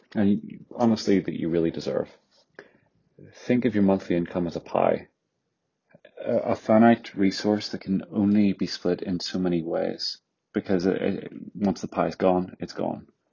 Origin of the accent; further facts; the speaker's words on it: Northern Ireland, United Kingdom; accent: Northern Irish; now in London, United Kingdom; my accent is from Northern Ireland